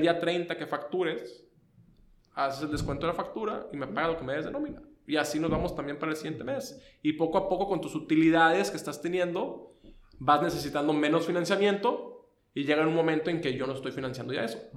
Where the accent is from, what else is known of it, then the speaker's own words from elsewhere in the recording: Tamaulipas, Mexico; moved away as an adult; now in Tijuana, Mexico; yo soy de Tamaulipas